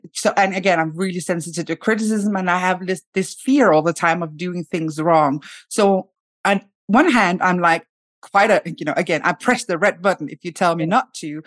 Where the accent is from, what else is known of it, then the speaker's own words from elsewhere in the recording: Denmark; now in Sweden; I live in Sweden. I come from Denmark.